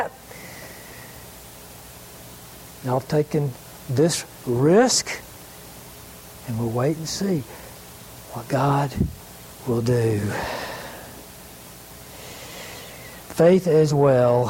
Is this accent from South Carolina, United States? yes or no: yes; Greenville, South Carolina, United States; I grew up in Greenville, and I had an uncle, kind of a famous uncle in the history of South Carolina